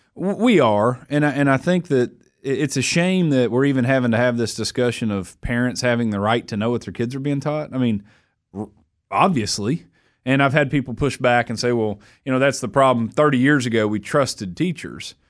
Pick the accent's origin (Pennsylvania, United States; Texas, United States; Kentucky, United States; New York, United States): Kentucky, United States; Somerset; to lead and serve my hometown